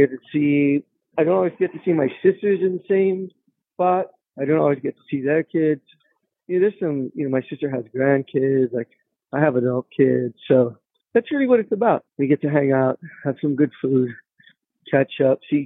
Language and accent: English; Los Angeles, California, United States; I grew up in the neighborhood in Boyle Heights, like an old Mexican neighborhood